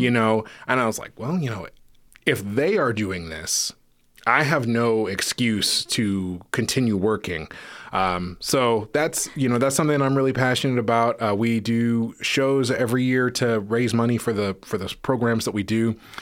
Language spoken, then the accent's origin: English; Menlo Park, California, United States; moved away; I grew up in a city called Menlo Park, which is in the peninsula